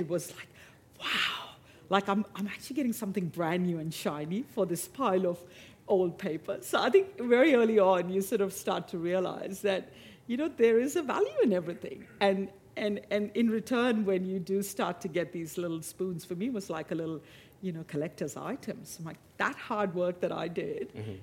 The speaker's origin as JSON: {"language": "English", "town": "Mumbai", "region": "Maharashtra", "country": "India", "tie": "born or raised there", "moved": "yes", "lives_now": "Australia", "said": "growing up in Mumbai, in India"}